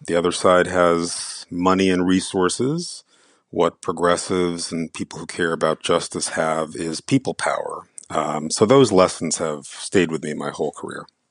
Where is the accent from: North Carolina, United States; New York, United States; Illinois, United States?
New York, United States; New York City; also born or lived in India; I grew up in the Bronx